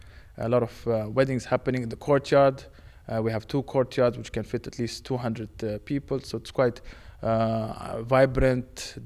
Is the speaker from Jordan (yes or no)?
yes; Jordan; also born or lived in Romania; now in Prague, Czechia; I've been here 14 months. I'm originally from Jordan and Romania, so mixed. But they asked me to come to Prague.